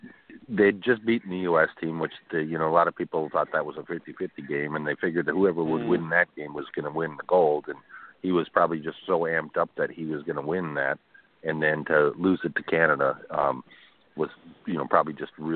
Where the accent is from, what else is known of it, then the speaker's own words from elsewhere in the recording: Minnesota, United States; I'm from Minnesota.